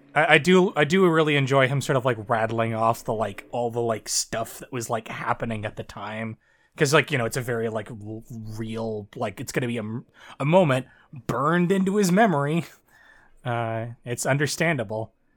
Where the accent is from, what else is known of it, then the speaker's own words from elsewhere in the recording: near Toronto, Southern Ontario, Canada; I'm from Canada. Uh, I, I live in, I live in, I live in Ontario